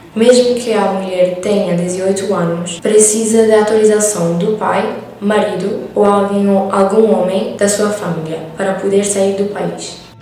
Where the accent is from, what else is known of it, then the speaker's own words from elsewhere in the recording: Iran; now in Portugal; eu venho do Irão